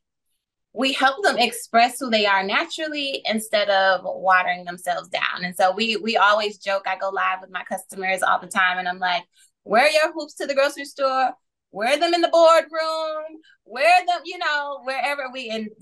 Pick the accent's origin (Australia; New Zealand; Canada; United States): United States; Flint, Michigan; I am from Flint, Michigan